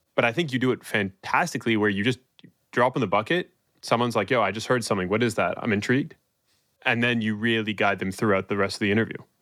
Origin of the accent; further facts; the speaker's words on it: Toronto, Ontario, Canada; I'm from Toronto